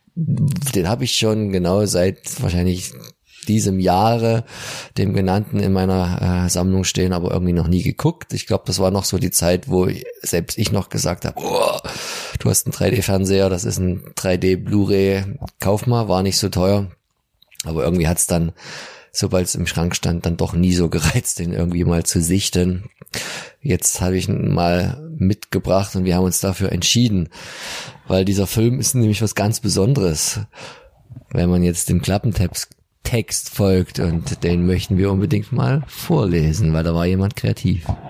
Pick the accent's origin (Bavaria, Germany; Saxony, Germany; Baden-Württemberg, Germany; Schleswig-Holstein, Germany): Saxony, Germany; Dresden; als Dresdner